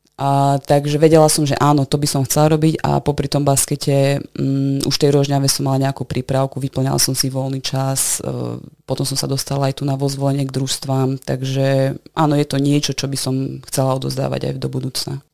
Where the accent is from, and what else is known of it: Košice, Košice Region, Slovakia; born or raised there; also born or lived in Netherlands